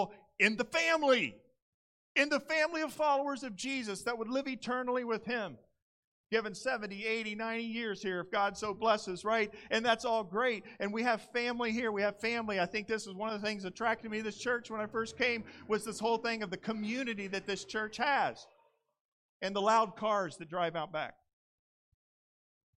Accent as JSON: {"language": "English", "region": "Indiana", "country": "United States", "tie": "born or raised there", "moved": "as an adult", "lives_now": "Southern California, United States", "said": "I come from Indiana. I grew up on a large grain farm"}